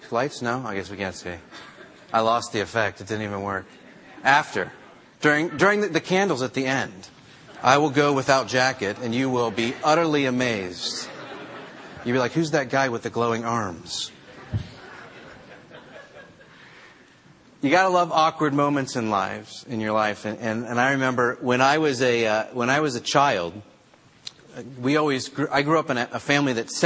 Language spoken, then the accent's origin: English; New Jersey, United States; I'm from Jersey